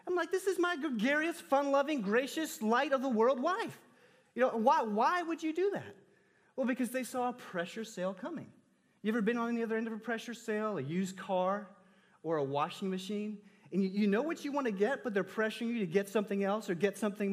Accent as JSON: {"language": "English", "region": "Texas", "country": "United States", "tie": "born or raised there", "said": "I grew up in Texas, the Bible Belt"}